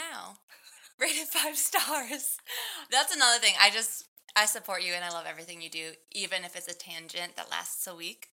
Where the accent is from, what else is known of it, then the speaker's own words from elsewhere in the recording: Minneapolis, Minnesota, United States; I'm from Minneapolis